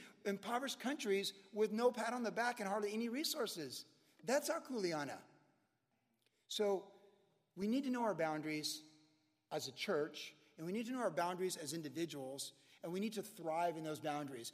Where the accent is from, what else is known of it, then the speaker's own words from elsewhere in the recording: Charlottesville, Virginia, United States; moved away; I grew up in Virginia